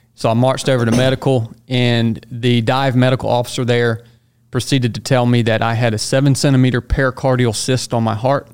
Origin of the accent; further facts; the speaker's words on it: Northwest Georgia, United States; moved away as an adult; originally from Northwest Georgia, so I've come full circle. I'm back there now.